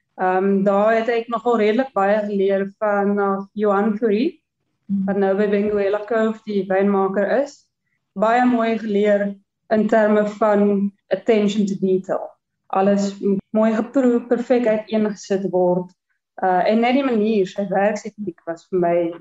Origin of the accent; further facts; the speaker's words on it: Klerksdorp, North West, South Africa; moved away as an adult; also born or lived in Stellenbosch; ek het groot geword in in Klerksdorp